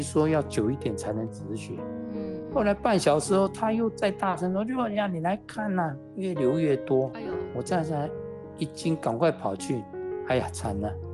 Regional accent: Dashu Township, Kaohsiung, Taiwan; 那个时候我老家在大树

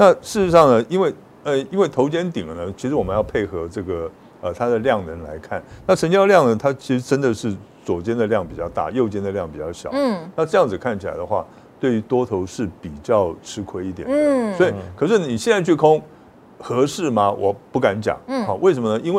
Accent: Pingtung County, Taiwan; 跟你一样，对对对对对，哎，我们屏东人嘛

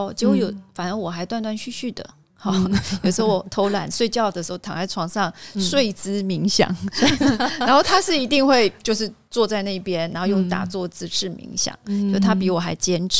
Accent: Taiwan; 跟我们台湾这边完全有很大的落差。

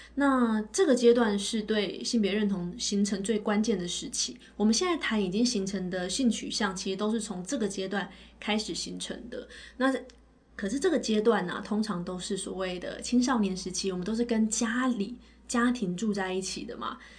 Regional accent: Taiwan; 我是台湾，来自台湾的心理咨询师，然后也是，呃，美国认证的职涯发展师。那我本科跟硕士都是念台湾师范大学的心理咨询专业

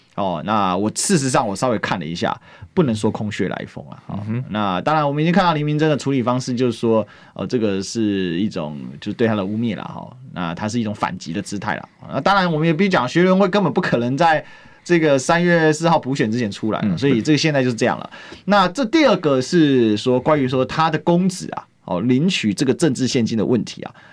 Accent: Taiwan; 我们台湾话

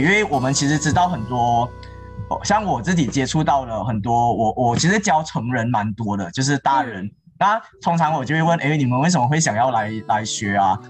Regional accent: Malaysia; 我们马来西亚华人

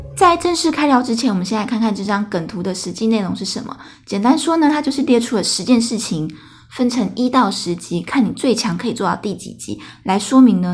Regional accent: Taiwan; 我从德国搬回台湾的时候

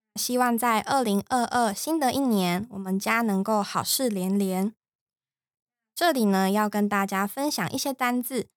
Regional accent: Taiwan; 像我们台湾人

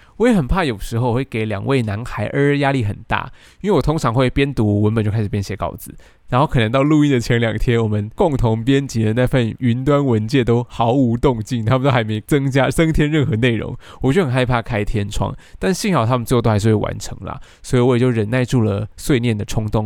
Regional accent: Taiwan; 我这只土生土长的台湾土鸡

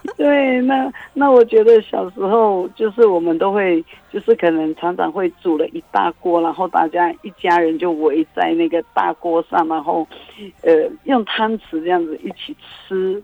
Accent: Majia, Pingtung County, Taiwan; 我是来自于屏东县马家乡

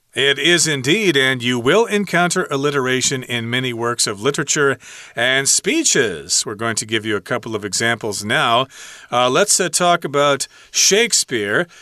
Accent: United States; as an American

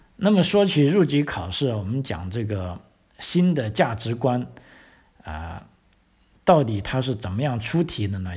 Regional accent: China; now in Australia; 我们一个中国人啊，汉族人

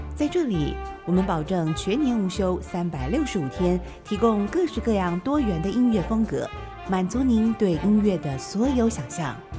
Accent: Taiwan; 可能是一块宝岛，同时也是我们的家乡

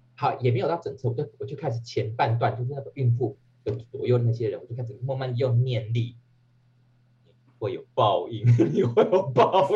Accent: Taiwan; moved away; 我是台湾的儿女的精神。就要拿出来，老娘也跟你拼了，因为老娘好歹也是快也是四十岁的中

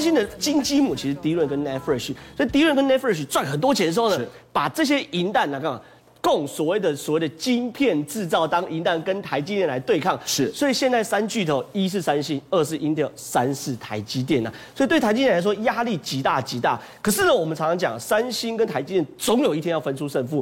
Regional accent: Taiwan; 我们台湾人叫核融合。

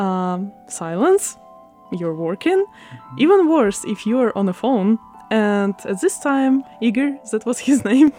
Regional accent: Odesa, Odesa Oblast, Ukraine; first language Russian; English is a second language; moved away as an adult; now in Taiwan; I'm from Ukraine, Odessa

